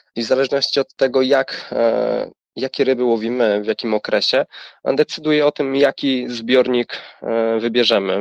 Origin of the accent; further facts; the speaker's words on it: Człuchów, Pomeranian Voivodeship, Poland; A ja pochodzę z małej miejscowości, z północnej Polski, z Człuchowa